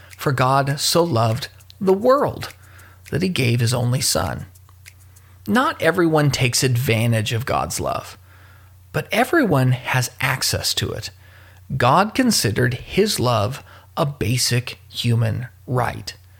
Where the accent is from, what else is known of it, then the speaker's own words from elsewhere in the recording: Louisville, Kentucky, United States; my hometown of Louisville, Kentucky